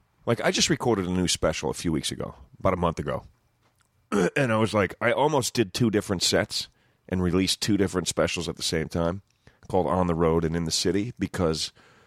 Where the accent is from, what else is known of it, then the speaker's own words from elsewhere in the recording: New Jersey, United States; I was from Jersey, so I was like, all right, I'm going to move back.